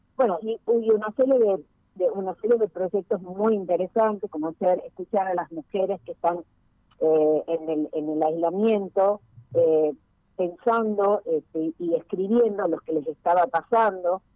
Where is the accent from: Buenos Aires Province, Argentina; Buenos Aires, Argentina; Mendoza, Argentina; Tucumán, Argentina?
Tucumán, Argentina; Nosotros como tucumanos